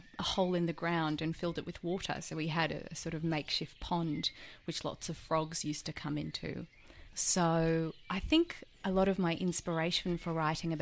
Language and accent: English; Blacktown, New South Wales, Australia; my parents' garden where I grew up in Blacktown